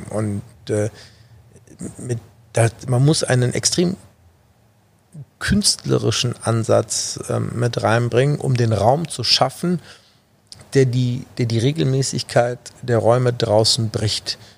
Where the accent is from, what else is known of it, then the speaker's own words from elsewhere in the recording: Düsseldorf, North Rhine-Westphalia, Germany; Vor allen Dingen, weil es meine Heimat ist. Und das ist auch der Grund, warum ich mich auf Düsseldorf äh, aktuell beschränke